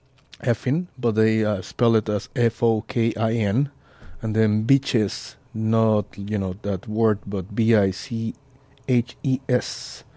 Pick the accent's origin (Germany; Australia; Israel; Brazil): Australia; I'm from Australia.